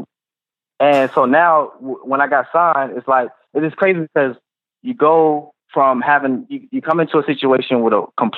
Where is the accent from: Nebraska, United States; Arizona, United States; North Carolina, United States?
North Carolina, United States; Charlotte; Well, I'm from West Charlotte, and I'm trying to Dreamville, and I also got a daughter as well